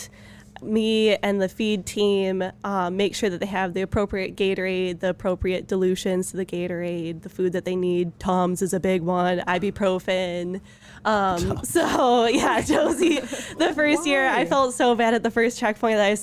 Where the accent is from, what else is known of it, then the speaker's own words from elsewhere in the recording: Tawas City, Michigan, United States; I grew up in Tawa